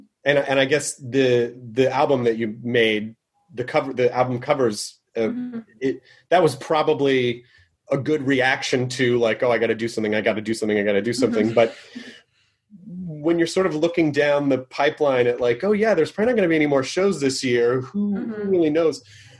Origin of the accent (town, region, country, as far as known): Memphis, Tennessee, United States; born or raised there